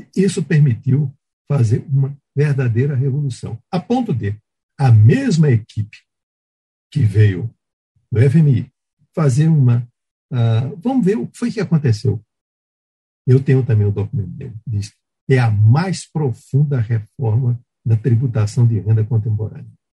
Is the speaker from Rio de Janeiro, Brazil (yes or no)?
no; Pernambuco, Brazil; moved away; Eu fazia tempo que não ia a Pernambuco, minha terra